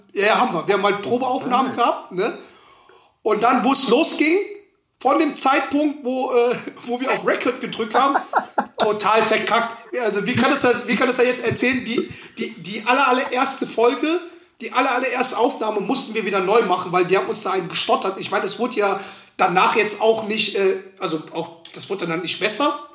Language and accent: German; Schwelm, North Rhine-Westphalia, Germany; ich komme aus Schwelm